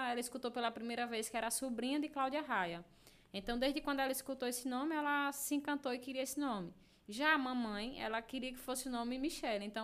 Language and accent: Portuguese; Delmiro Gouveia, Alagoas, Brazil; Nasci aqui no hospital